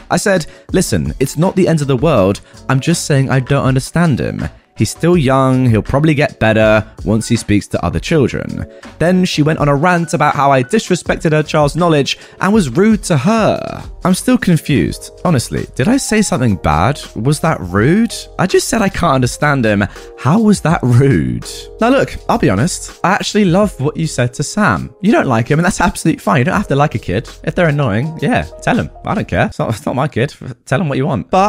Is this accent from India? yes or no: no; Germany; first language German; English is a second language; I am German with Arab roots, but was born and raised in Germany. My mother tongue is German, but I do speak Arabic enough to have a conversation.